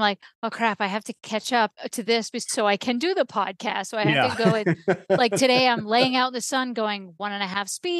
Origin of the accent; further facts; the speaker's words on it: New England, United States; we're from New England. We talk really fast